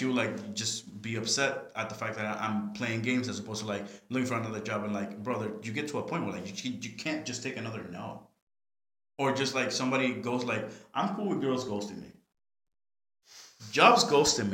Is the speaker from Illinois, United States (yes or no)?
no; New York City, New York, United States; I'm a New Yorker through and through